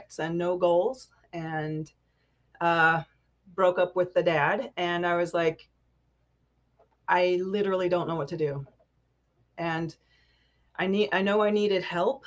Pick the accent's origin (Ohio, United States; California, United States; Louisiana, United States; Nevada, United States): California, United States; moved away as an adult; now in Salt Lake City, United States; I grew up in California, and I've been here about a year and a half